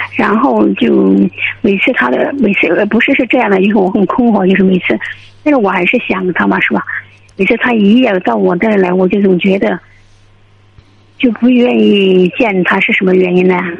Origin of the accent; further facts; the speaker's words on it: Sichuan, China; 我是四川职工